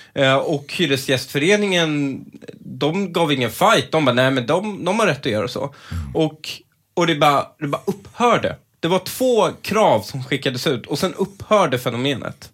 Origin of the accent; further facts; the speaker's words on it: Stockholm, Stockholm County, Sweden; jag är ju uppvuxen lite i Husby